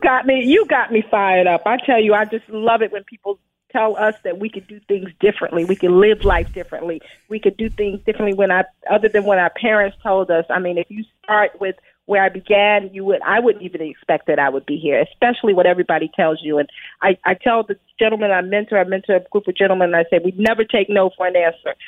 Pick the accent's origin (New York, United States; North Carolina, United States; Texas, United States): New York, United States; New York City; as a child, I grew up in Brooklyn, New York